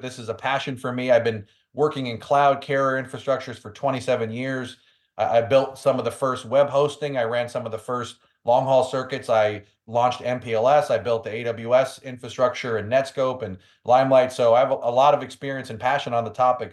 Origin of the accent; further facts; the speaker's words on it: New York City, New York, United States; I'm from New York City